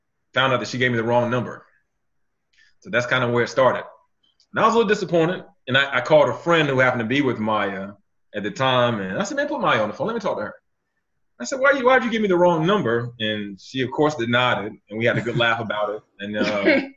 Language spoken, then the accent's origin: English; eastern North Carolina, United States; I'm from the East